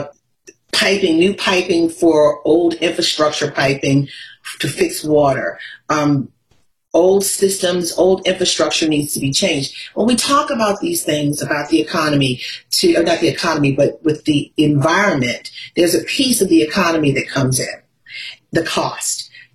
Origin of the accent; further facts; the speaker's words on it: Baltimore, Maryland, United States; I'm from Baltimore